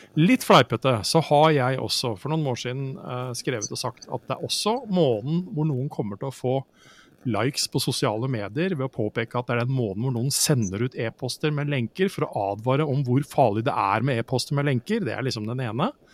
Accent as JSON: {"language": "Norwegian", "country": "Norway", "said": "her hjemme i Norge"}